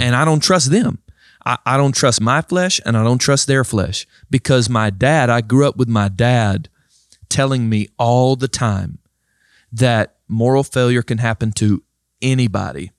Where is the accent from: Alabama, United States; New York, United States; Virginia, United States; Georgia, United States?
Georgia, United States; I was born in Georgia